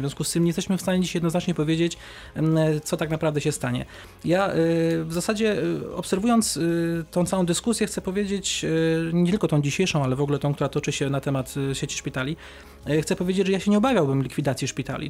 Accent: Kępno, Greater Poland, Poland; moved away; mieszkałem przez wiele lat 70 km od Wrocławia, w, w Kępnie, w mieście powiatowym

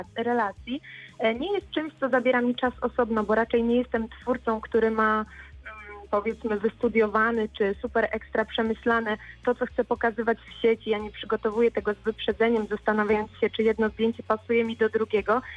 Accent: Bolesławiec, Lower Silesian Voivodeship, Poland; moved away as an adult; also born or lived in Wrocław; Przeprowadziłam się wtedy z rodzinnego miasta, z Bolesławca do Wrocławia

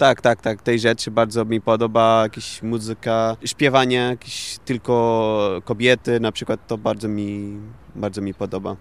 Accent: Portugal; Polish is a second language; moved away as an adult; also born or lived in Germany / Indonesia / Iceland; now in Wrocław, Poland; moja mama jest z Portugalii i prawie całe życie spędziłem e, w Portugalii

